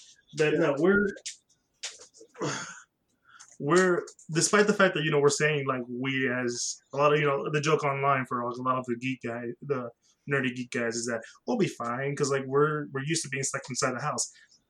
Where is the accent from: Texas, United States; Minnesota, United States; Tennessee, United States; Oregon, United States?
Texas, United States; Houston; we're all from Houston